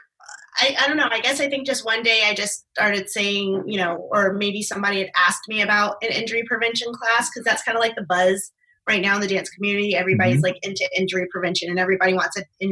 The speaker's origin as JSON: {"language": "English", "region": "East Coast", "country": "United States", "moved": "yes", "lives_now": "Arizona, United States", "said": "I'm originally from the East Coast"}